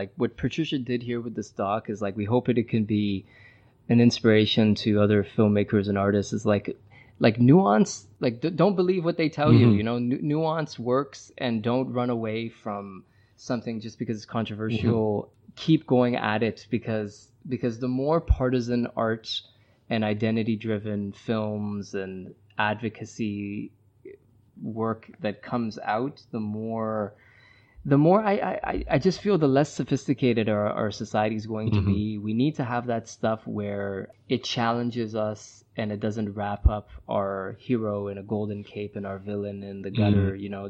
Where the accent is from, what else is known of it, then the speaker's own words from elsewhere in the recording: Iran; born there; moved away; also born or lived in Brazil; I've lived in Brazil 3 years. I taught English down there. I was born in Iran. I've went back and visited.